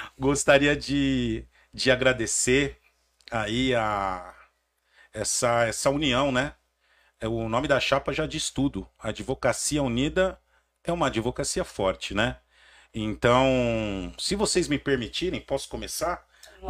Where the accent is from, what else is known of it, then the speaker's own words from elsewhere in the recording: Santo André, São Paulo, Brazil; sou nascido e criado ali na Vila Merotom, em Santo André